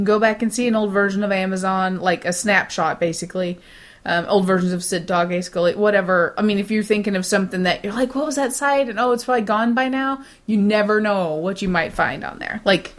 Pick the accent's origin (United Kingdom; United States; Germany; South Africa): United Kingdom; England; I'm British, and I'm in love with Gillian Anderson.